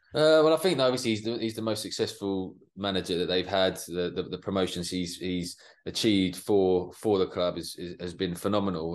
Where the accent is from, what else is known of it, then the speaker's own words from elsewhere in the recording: Watford, East of England, United Kingdom; I was born in Watford, so I was always a Watford supporter